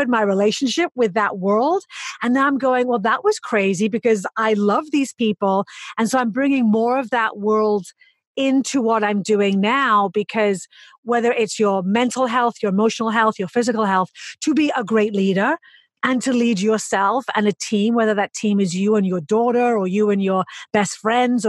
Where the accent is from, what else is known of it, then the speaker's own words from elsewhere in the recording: United Kingdom; accent: English; now in New York City, United States; I'm British